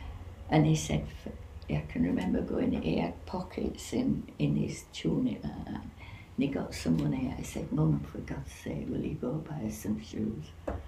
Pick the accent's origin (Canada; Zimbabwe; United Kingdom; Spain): United Kingdom; Bradford, Yorkshire and the Humber; Yes, but not where we lived before, because it was a slum. And there was slum clearance. And they'd built a housing estate in Bradford, and we were the first tenants in the place, and it was called Canterbury.